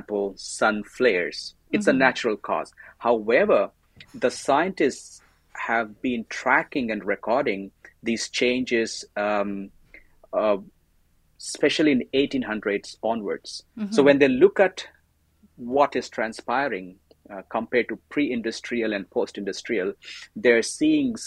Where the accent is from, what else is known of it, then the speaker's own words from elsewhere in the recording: India; moved away as an adult; also born or lived in Pune, India / Thailand; now in Canada; I am an Indian